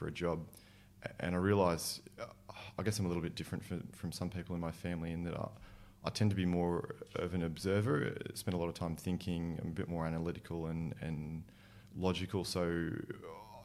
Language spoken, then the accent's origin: English; Sydney, New South Wales, Australia; I'm a Sydney boy. I grew up in Northwest Sydney, out in the burbs.